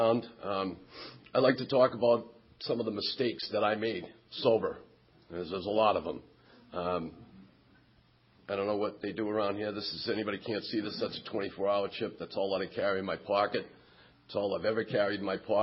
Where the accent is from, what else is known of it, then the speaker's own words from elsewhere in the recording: Quincy, Massachusetts, United States; Quincy Point on Wednesday night in my hometown